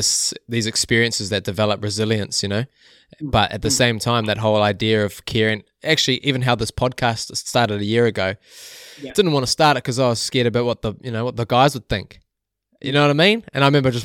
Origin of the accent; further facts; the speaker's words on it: Whangamata, Waikato, New Zealand; I'm from Whangamata